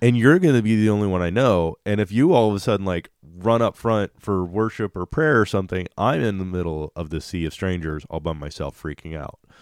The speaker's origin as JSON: {"language": "English", "town": "Kansas City", "region": "Missouri", "country": "United States", "said": "we're from Kansas City"}